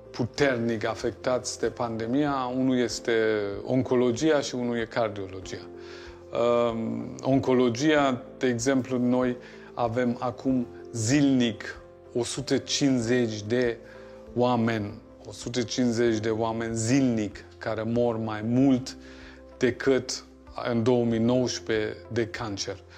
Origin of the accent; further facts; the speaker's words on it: Germany; moved away as an adult; now in Romania; eu sunt născut și crescut în Germania și am început și studiile mele în Germania. Uh, am continuat în România ca pentru un an, doi